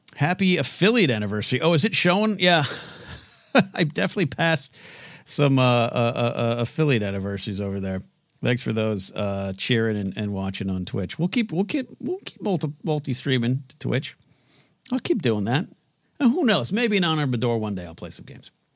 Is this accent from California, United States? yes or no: yes; Pismo Beach, California, United States; moved away; I grew up on the Central Coast of California, Pismo Beach